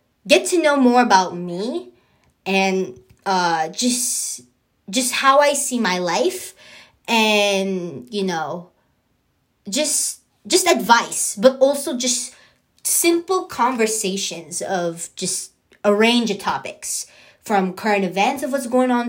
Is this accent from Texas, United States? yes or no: no; San Diego, California, United States; born and raised in San Diego, California